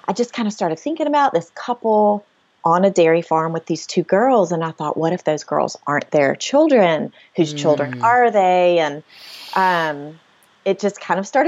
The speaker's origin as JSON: {"language": "English", "town": "Mobile", "region": "Alabama", "country": "United States", "tie": "born or raised there", "moved": "yes", "lives_now": "Homewood, United States", "said": "I'm from Mobile, which is way down, you know, on the water. So hurricanes are a regular part of life"}